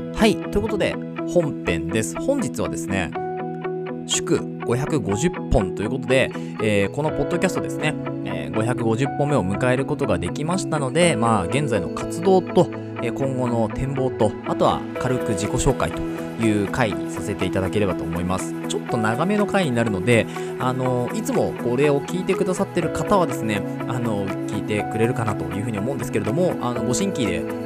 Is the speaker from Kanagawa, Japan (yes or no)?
yes; Kanagawa, Japan; moved away; もともと神奈川県のですね、湘南生まれというところで、で今も湘南に戻ってきてですね